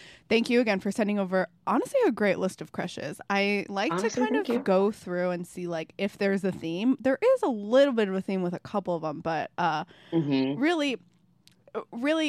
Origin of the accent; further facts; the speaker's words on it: Chicago, Illinois, United States; accent: Chicago; I'm born and raised in Chicago